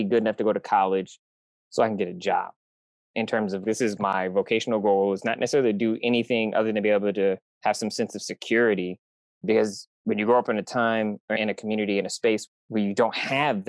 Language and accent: English; Michigan, United States; now in San Diego, United States; I'm from Michigan. I'm from the Midwest. So I grew up in crazy, deep, depressing winters